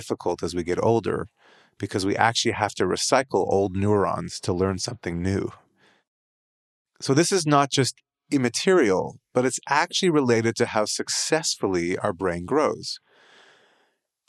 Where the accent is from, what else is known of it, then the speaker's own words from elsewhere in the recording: Canada; as a Canadian